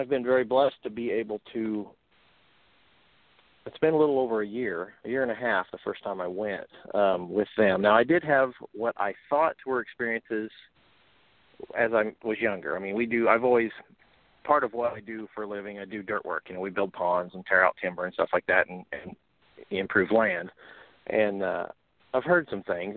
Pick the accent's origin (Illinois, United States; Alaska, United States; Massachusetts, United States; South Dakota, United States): Illinois, United States; Central; I'm from Central Illinois